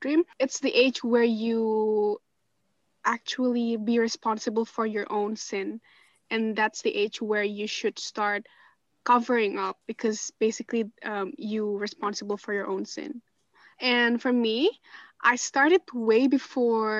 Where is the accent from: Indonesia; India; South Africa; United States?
Indonesia; moved away; I'm from Indonesia.